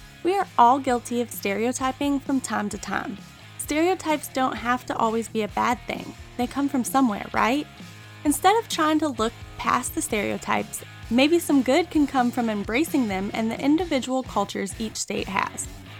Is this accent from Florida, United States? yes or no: no; Tennessee, United States; Okay, well, I've kind of moved all over a lot, but I'm mostly from Tennessee. We'll go with that.